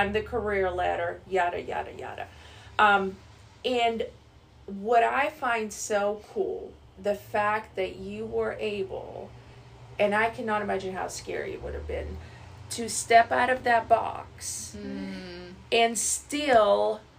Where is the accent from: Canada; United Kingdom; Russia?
Russia; now in United States; I'm from Russia, born and raised, but I lived here most of my life.